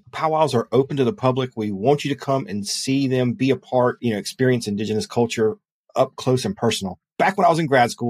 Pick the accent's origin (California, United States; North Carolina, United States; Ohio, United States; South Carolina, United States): South Carolina, United States; Lexington; I am from Lexington, South Carolina.